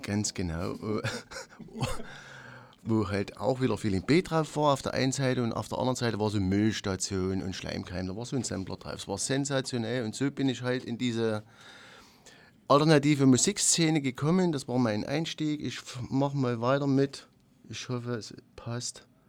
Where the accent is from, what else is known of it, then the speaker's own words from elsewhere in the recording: Wohnbezirk 8, Saxony, Germany; wir stammen ja alle aus dem Wohnbezirk 8